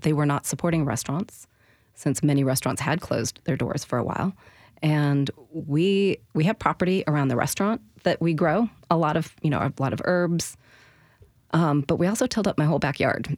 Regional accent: the Northwest, Pacific Northwest, United States; now in Nashville, United States; I grew up in the Northwest

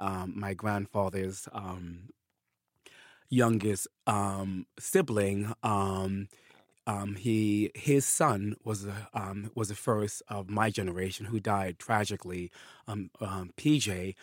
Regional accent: Bronx, New York, United States; also born or lived in East Africa; I grew up in the Bronx for most of my life. I did live in East Africa in the mid-70s after my parents' divorce.

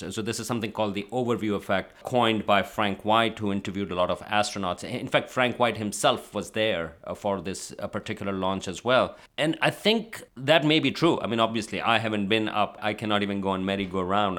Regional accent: Pakistan; moved away; also born or lived in Karachi; I'm from Pakistan.

